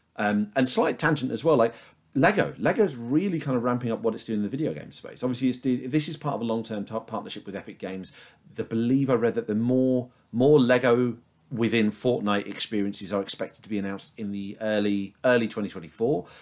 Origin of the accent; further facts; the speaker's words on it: United Kingdom; as a Brit